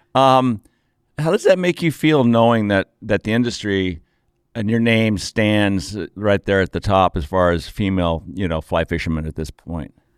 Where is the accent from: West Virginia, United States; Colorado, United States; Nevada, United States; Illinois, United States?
Colorado, United States; Aspen; Growing up in Aspen